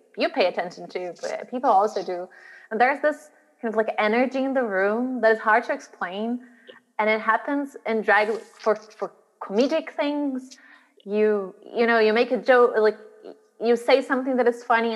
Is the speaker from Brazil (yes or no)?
yes; Brazil; moved away as an adult; now in Glasgow, United Kingdom; I grew up in Brazil